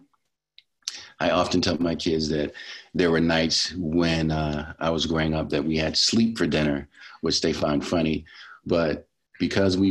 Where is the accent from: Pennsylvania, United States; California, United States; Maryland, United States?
Maryland, United States; Baltimore; I am from Baltimore City, where I grew up